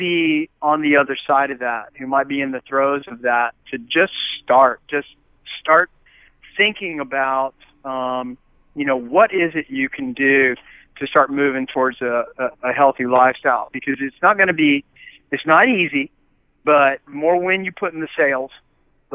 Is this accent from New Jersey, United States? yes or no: no; Huntington, West Virginia, United States; I'm from West Virginia, that is the most obese state in the country, and I come from Huntington, West Virginia